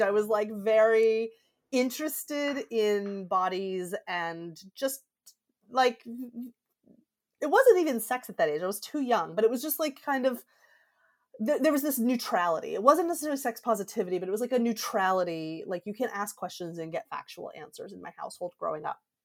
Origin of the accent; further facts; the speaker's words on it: Georgia, United States; moved away; I grew up in Georgia